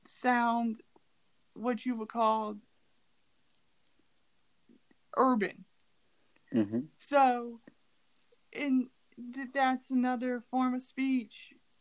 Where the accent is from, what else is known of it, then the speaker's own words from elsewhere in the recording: Ohio, United States; also born or lived in California; Now, I'm from Ohio, but I don't have an Ohio accent. I sound like I'm from California. Well, I did live in California for a while